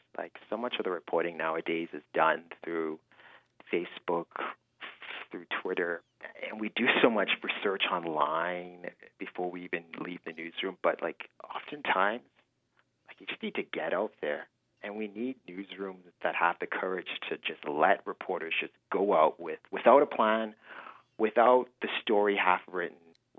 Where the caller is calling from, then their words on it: Fort McMurray, Alberta, Canada; moved away; I'm not calling you from Edmonton. I'm not calling you from Toronto. I'm calling you from Fort Mac.